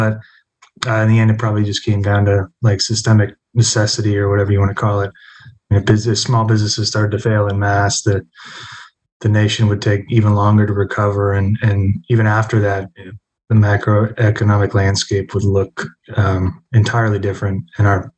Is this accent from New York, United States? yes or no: no; Pennsylvania, United States; I'm from Pennsylvania